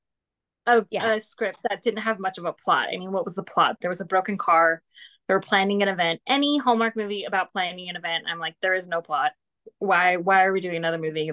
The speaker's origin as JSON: {"language": "English", "town": "Malibu", "region": "California", "country": "United States", "tie": "born or raised there", "also_born_or_lived": "Kentucky", "moved": "yes", "said": "I grew up driving around Malibu"}